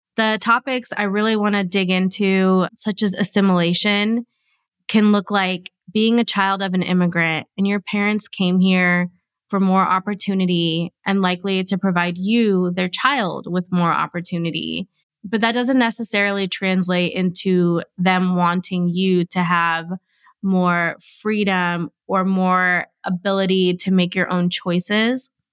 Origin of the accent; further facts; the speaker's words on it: United States; I was born here, I'm growing up here